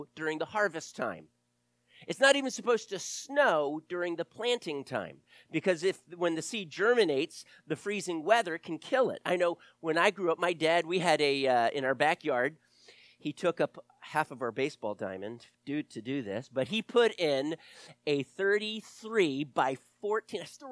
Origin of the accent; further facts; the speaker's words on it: the South, United States; also born or lived in Delaware; I grew up in the South